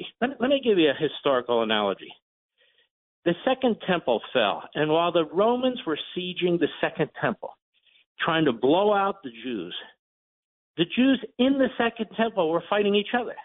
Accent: Philadelphia, Pennsylvania, United States; I'm from Philadelphia

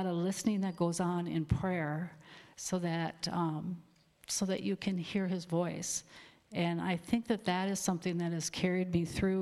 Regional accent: Alexandria, Minnesota, United States; I was born in Alexandria, Minnesota, back in the 50s

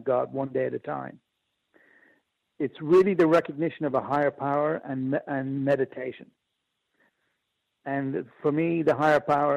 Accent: Ireland; also born or lived in Japan; I'm Irish.

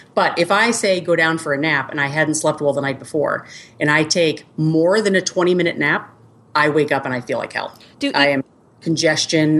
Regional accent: Boston, Massachusetts, United States; moved away as an adult; now in Kansas City, United States; I was born and raised in Boston. So I didn't move to the Midwest until I was, met my husband, and I was almost 30

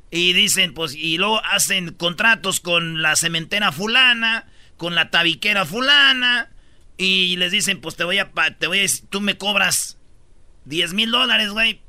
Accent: Jiquilpan, Michoacán, Mexico; moved away; mi pueblo, Jiquilpan, Michoacán.

